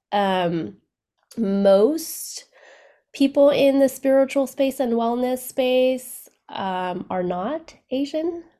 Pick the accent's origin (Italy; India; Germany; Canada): Canada; moved away as an adult; also born or lived in Vietnam; now in United States; I was born in Vietnam right after the war, and then we left Vietnam and immigrated to Canada.